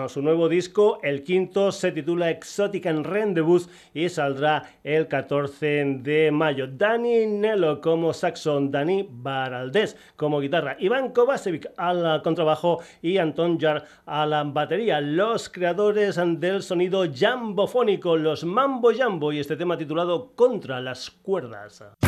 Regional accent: Burguillos del Cerro, Extremadura, Spain; muy muy cerquita de mi pueblo, Burguillos del Cerro

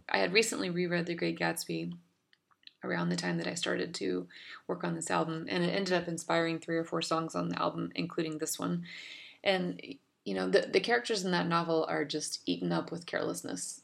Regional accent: Dallas, Texas, United States; I'm a songwriter from Dallas, Texas.

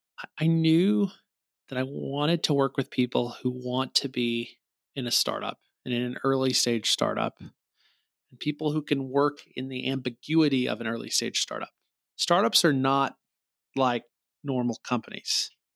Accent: Missouri, United States; So you pull up a license plate in my home state, Missouri is the show me state.

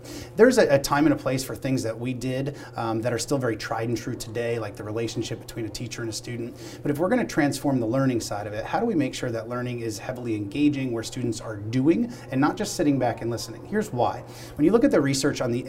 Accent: Pennsylvania, United States; to be here in my home state of Pennsylvania

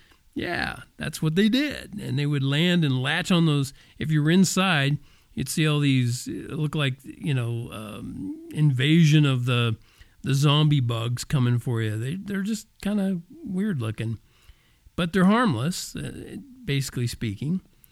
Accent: Oklahoma, United States; also born or lived in Texas / Kansas; That's what we always called them when I was growing up in Oklahoma and Texas and Kansas.

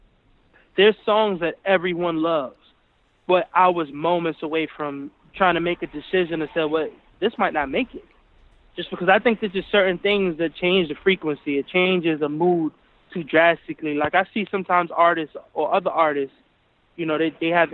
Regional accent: New York City, New York, United States; I'm from the Boogie Down Bronx

